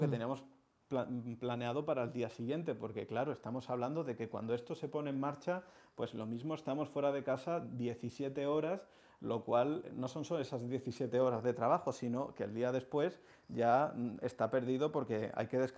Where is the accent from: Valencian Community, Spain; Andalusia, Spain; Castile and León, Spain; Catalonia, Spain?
Andalusia, Spain; Seville; now in Madrid, Spain; la hermandad de Santa Cruz, en la calle Mateos Gago, que es mi barrio donde yo nací y desde la que soy hermano desde que nací, desde que nací soy hermano.